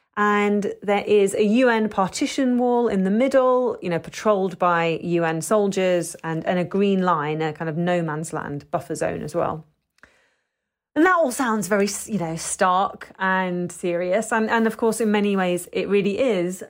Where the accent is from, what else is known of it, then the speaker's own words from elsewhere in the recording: London, United Kingdom; I'm, British, you know, I was born in London, but as, someone who's a second generation immigrant